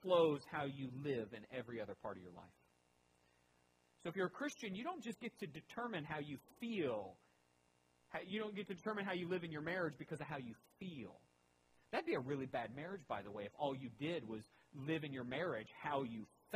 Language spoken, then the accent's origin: English; United States; I am American first and foremost